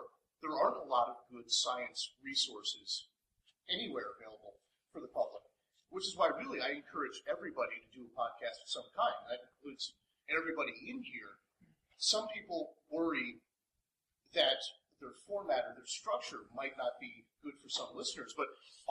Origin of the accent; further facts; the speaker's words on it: New Jersey, United States; now in Fort Collins, United States; I'm from New Jersey originally